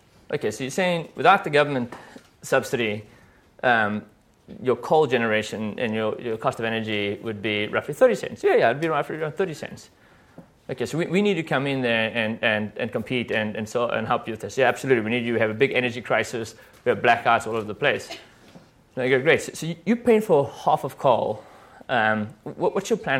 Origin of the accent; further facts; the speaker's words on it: South Africa; I'm from South Africa